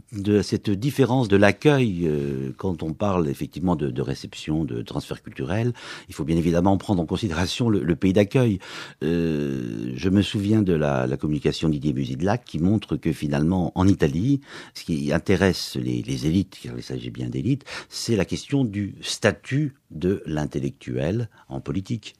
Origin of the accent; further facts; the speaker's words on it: Lorraine, Grand Est, France; je suis lorrain aussi